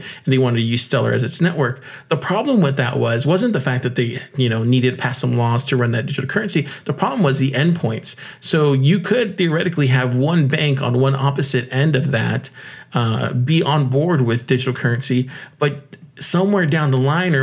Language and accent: English; United States; I'm an American. I live in America